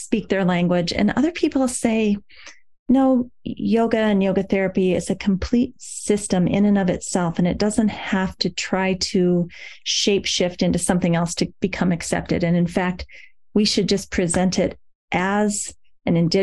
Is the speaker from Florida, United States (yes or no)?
no; Waverly, Iowa, United States; I'm from Waverly, Iowa.